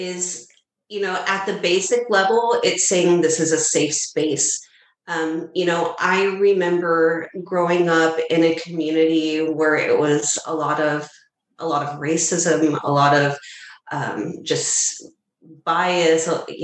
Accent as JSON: {"language": "English", "area": "near the Houston area", "region": "Texas", "country": "United States", "tie": "born or raised there", "said": "my hometown where I grew up, which is here in Texas, but it's more near the Houston area."}